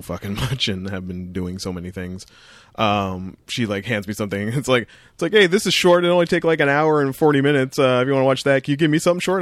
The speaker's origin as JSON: {"language": "English", "region": "Ontario", "country": "Canada", "tie": "born or raised there", "said": "the four oh one is a major highway in Ontario that runs basically from my hometown"}